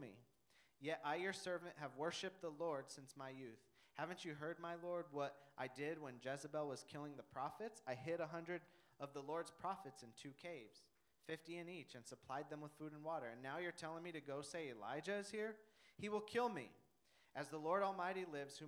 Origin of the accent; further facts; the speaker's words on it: Denver, Colorado, United States; I'm from Denver